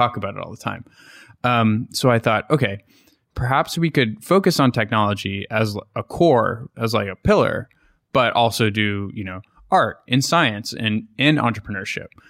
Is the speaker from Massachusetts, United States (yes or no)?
yes; Boston, Massachusetts, United States; moved away as an adult; also born or lived in New York; I'm from Boston or near Boston